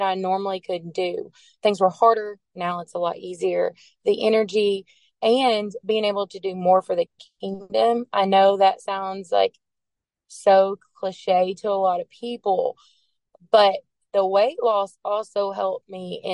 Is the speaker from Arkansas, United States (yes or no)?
yes; Arkansas, United States; and I'm from Arkansas